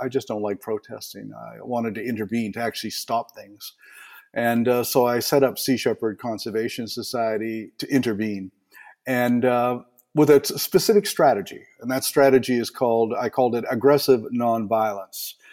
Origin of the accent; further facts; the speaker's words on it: Eastern Canada, Canada; I was raised in Eastern Canada, and I spent the summer swimming with a family of uh, beavers